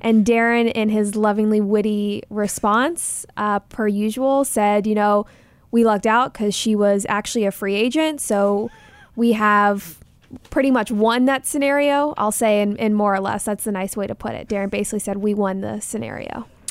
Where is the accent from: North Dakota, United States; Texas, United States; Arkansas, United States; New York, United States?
Texas, United States; Dallas; moved away; I'm from Dallas